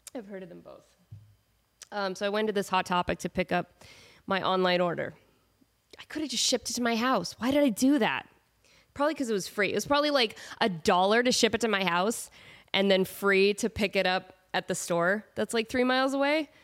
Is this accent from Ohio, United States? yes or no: no; Portland, Oregon, United States; moved away; I'm from Portland